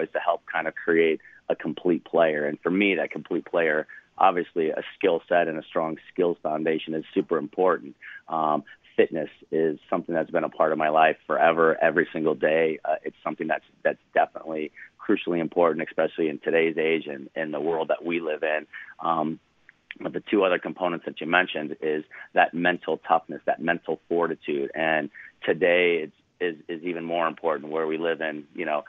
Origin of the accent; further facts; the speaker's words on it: Des Moines, Iowa, United States; now in Wisconsin, United States; I'm a Midwest boy. I grew up in Des Moines, Iowa.